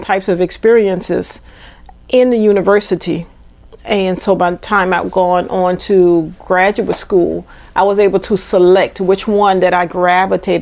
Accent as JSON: {"language": "English", "town": "New Orleans", "region": "Louisiana", "country": "United States", "tie": "born or raised there", "also_born_or_lived": "Georgia", "said": "I'm from New Orleans. I've lived in different areas of New Orleans"}